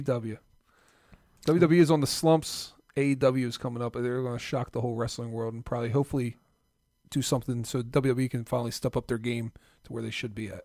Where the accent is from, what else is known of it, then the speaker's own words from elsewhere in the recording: South Jersey / Philadelphia, New Jersey, United States; I'm from South Jersey slash Philly